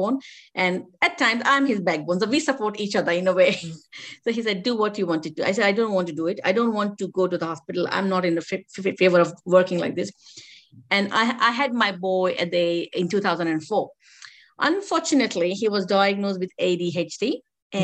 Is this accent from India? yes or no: yes; India; I'm from an Indian culture